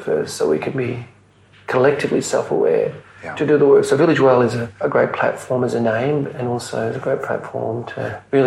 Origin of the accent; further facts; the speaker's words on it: Mauritius; now in Melbourne, Australia; where I was born in Mauritius